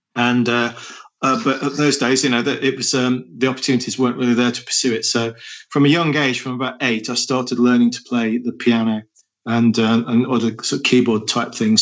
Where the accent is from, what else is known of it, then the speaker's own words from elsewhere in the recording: Nottingham, East Midlands, United Kingdom; I was born in Nottingham in the Midlands and my father was a, a carpenter